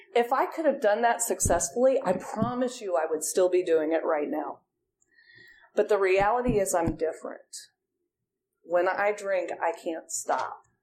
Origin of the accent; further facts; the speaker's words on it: Ohio, United States; moved away as an adult; also born or lived in Auburn, Alabama, United States; now in Atlanta, United States; I'm from Ohio. So I went to Auburn University, and that was a long way from home.